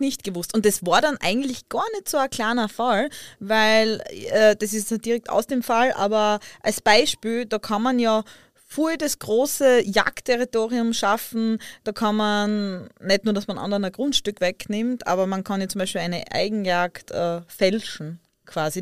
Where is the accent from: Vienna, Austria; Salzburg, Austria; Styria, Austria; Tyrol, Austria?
Styria, Austria; ich komme halt aus der Weingegend